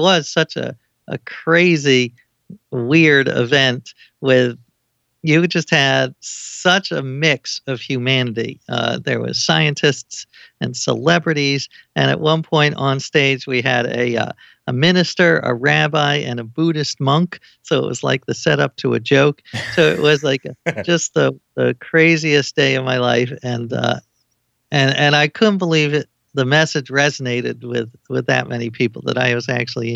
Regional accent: New York City, New York, United States; I grew up in New York City.

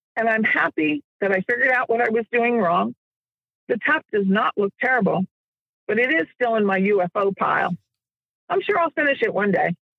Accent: Jersey Shore, New Jersey, United States; moved away; also born or lived in Virginia; I was raised near the Jersey Shore

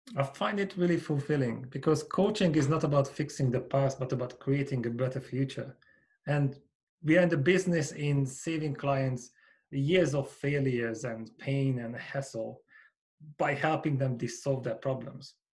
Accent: Hungary; moved away as an adult; now in United Kingdom; I grew up in Hungary in a small village, and I came to the UK 16 years ago. I'm still here

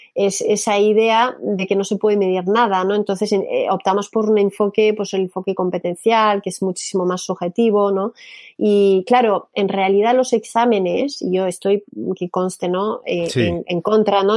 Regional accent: Canada; Spanish is a second language; moved away as an adult; now in Spain; yo que soy canadiense

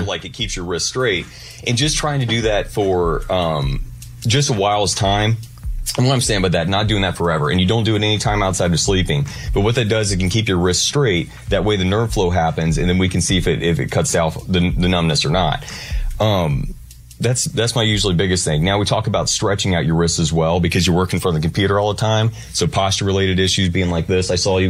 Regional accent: Quincy, Illinois, United States; now in Nashville, United States; No, I'm from Quincy, but if it was from Arkansas...

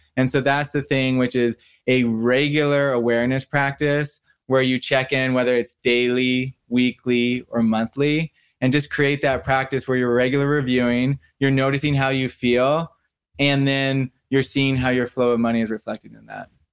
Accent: Santa Barbara, California, United States; I grew up in Santa Barbara, California

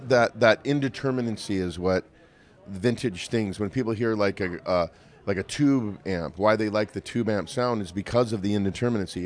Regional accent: Montana, United States; I grew up in Montana

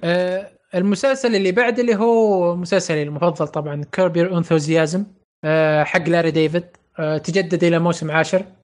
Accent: Saudi Arabia; إحنا من السعودية

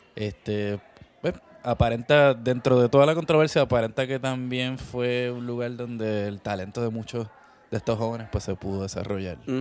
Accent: Puerto Rico; de pequeño, pues sí, tú sabes, creciendo en Puerto Rico

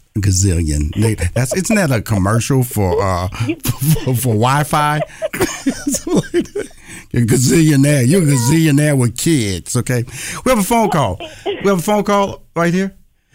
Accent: Houston, Texas, United States; I was born and raised in Houston.

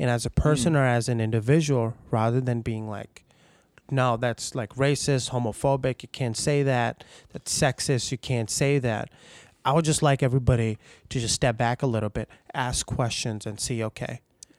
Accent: Pakistan; English is a second language; Like I grew up in Pakistan, a majority Muslim country, you know?

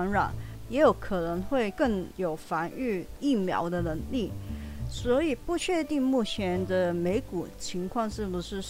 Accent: Hong Kong; first language Cantonese; Chinese is a second language; moved away as an adult; now in Taiwan; 我不是台湾土生土长的，我是几年前只身从香港到台湾打拼的九十后，也就是台湾说的八年级生，所以我的母语是粤语、广东话。

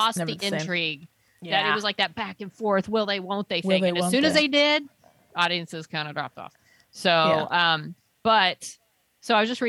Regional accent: United States; I'm an American

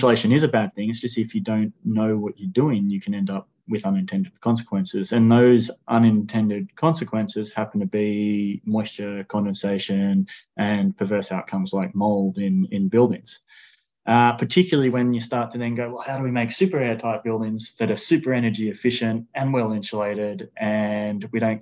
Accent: Sydney, New South Wales, Australia; I grew up in Sydney

